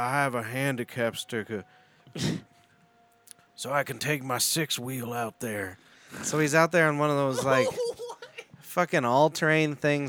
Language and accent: English; Colorado, United States; we're from Colorado